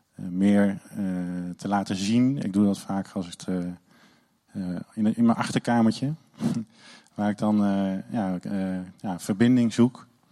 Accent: Netherlands; als Nederlander

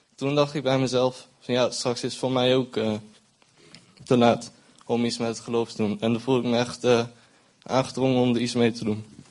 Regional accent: Zutphen, Gelderland, Netherlands; moved away as an adult; now in Arnhem, Netherlands; Ik woon sinds eh, vier maanden in Arnhem, maar ben eh, geboren in Zutphen.

